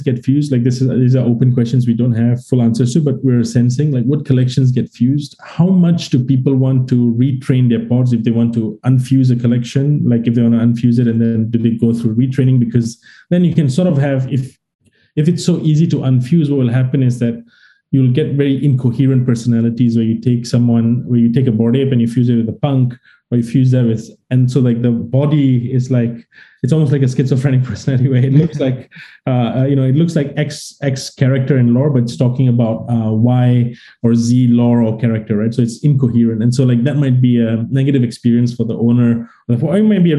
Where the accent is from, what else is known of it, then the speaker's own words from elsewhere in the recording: Singapore; I'm Singaporean